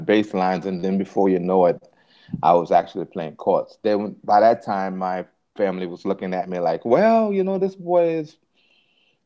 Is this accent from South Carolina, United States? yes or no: no; New Orleans, Louisiana, United States; I was born in New Orleans